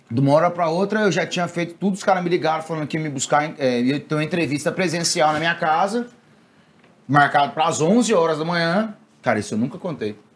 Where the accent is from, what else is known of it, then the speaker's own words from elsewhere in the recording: Anápolis, Goiás, Brazil; Sou lá de Anápolis